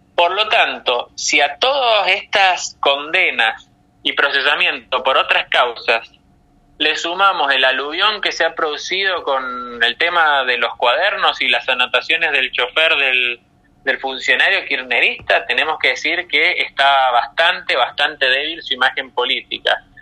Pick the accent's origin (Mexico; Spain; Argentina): Argentina; San Juan; el gobernador de mi provincia natal, Sergio Uñac